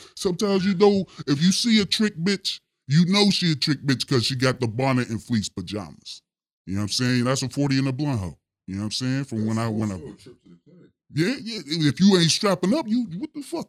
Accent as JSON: {"language": "English", "town": "Pittsburgh", "region": "Pennsylvania", "country": "United States", "said": "The Steel City Pittsburgh, Pennsylvania. That's where I'm from"}